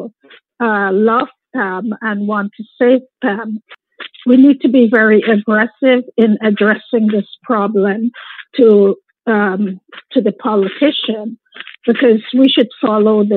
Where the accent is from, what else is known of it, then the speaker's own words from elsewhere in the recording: Guyana; moved away; We're from Guyana